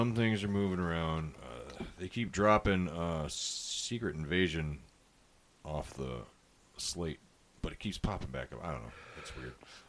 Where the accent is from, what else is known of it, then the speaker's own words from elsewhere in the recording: Ireland; I'm Irish. We don't even celebrate it. We don't.